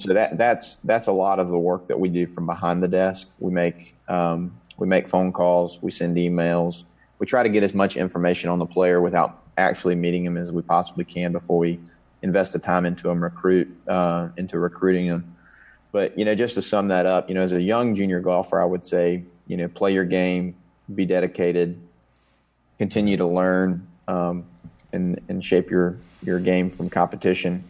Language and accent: English; Conover, North Carolina, United States; I grew up in Coon River, North Carolina